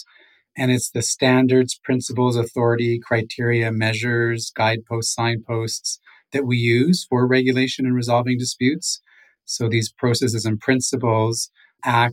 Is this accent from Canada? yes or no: yes; Nawash First Nation, Ontario, Canada; now in Victoria, Canada; from the Nawash First Nation, Otter Clan